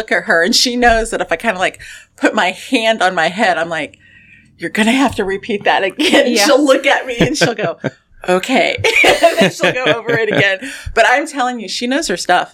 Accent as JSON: {"language": "English", "town": "Lafayette", "region": "Indiana", "country": "United States", "tie": "born or raised there", "said": "I am born and raised in Lafayette"}